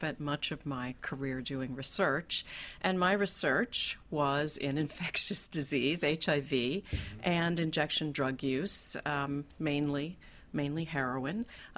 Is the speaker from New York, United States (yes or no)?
no; Dayton, Kentucky, United States; I'm from a small town in Kentucky, northern Kentucky, a little place called Dayton.